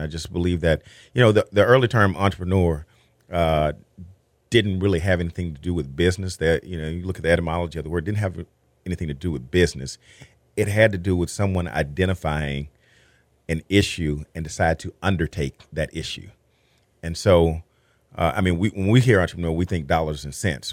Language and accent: English; Texas, United States; as a Texan